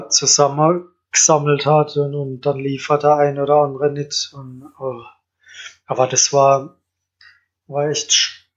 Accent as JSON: {"language": "German", "town": "Kandel", "region": "Rhineland-Palatinate", "country": "Germany", "said": "Ja, Kandel."}